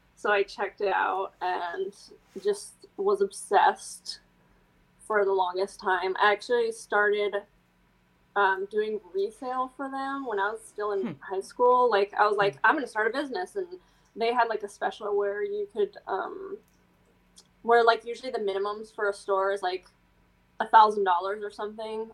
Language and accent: English; Midwest, United States; I grew up in the Midwest